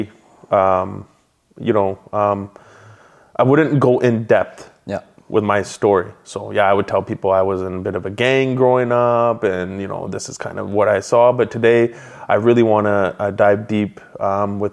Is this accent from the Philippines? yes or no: no; Abbotsford, British Columbia, Canada; So when I grew up in Abbotsford, my personality growing up was very happy-go-lucky, class clown. Moved around quite a bit